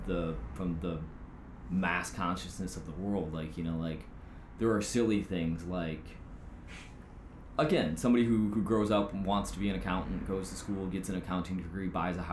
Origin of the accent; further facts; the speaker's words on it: Lansing, Michigan, United States; I was born in Lansing, Michigan, which is the capital